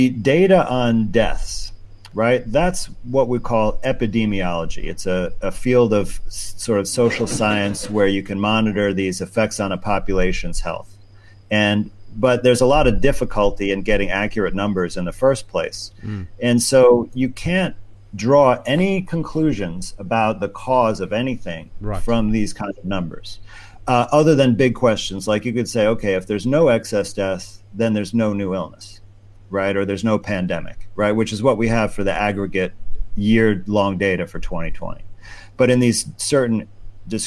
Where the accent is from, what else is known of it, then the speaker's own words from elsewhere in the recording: New York, United States; my home state of New York